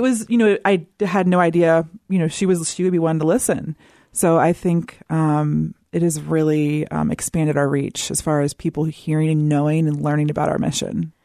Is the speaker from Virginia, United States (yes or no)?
yes; Southern Virginia, United States; I am from the South, Southern Virginia